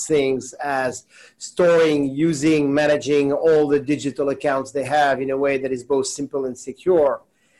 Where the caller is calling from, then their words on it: New York City, New York, United States; I am calling in from New York. If I look outside the window, it definitely looks like New York City. So yes, that's where I am today.